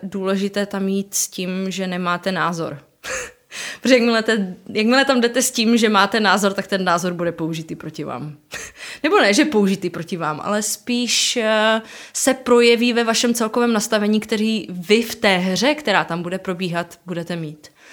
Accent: Ostrava, Moravian-Silesian Region, Czechia; jsem z Ostravy

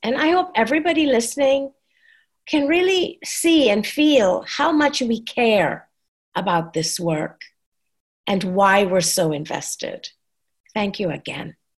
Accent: Trinidad & Tobago; moved away as an adult; also born or lived in New York, United States; now in Texas, United States; I came to this country when I was 21 and I said, I'm Trinidadian

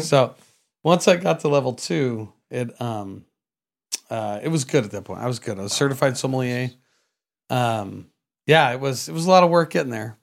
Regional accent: San Jose, California, United States; now in Vista, United States; I was born in San Jose, uh, California

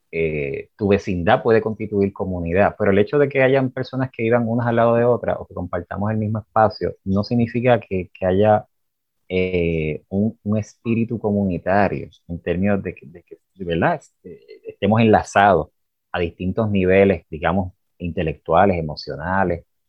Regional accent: Arecibo, Puerto Rico; now in Utuado, Puerto Rico; como yo me crié en Arecibo y después entonces eh, pasé a Utuado

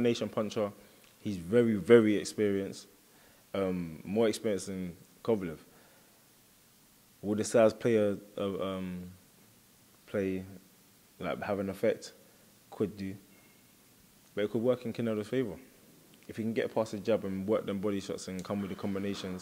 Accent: United Kingdom; I'm half Bajan, half Jamaican. But I'm British

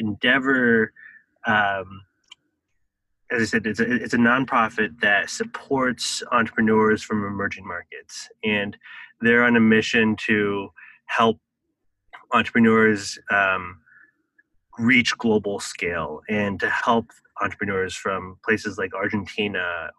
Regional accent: Taiwan; I think that experience of growing up in Taiwan, I guess I always grew up with this concept that entrepreneurs were the key drivers of economic development.

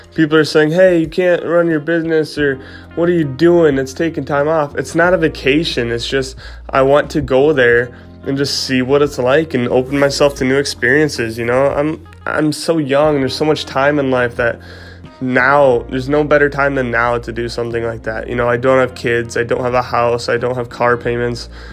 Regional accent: Iowa, United States; sitting in my house in my hometown, and just flipping stuff from my house and not having too much to see um, here in Iowa

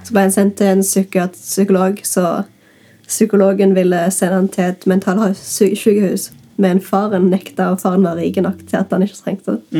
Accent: Norway; jeg kommer fra Bryna

